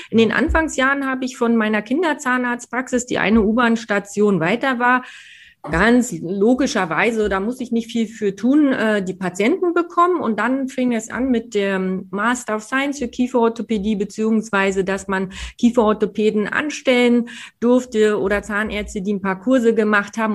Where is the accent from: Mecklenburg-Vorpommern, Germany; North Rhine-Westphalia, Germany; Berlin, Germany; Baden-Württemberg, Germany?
Berlin, Germany; now in Munich, Germany; als Berlinerin